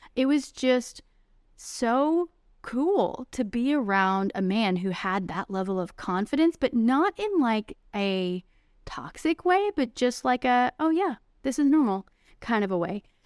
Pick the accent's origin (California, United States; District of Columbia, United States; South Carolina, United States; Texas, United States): Texas, United States; those old-fashioned values that I grew up with in Texas